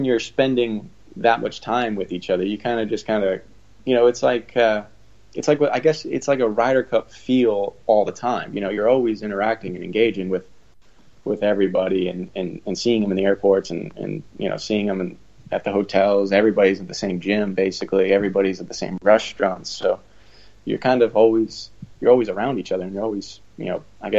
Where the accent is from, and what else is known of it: United States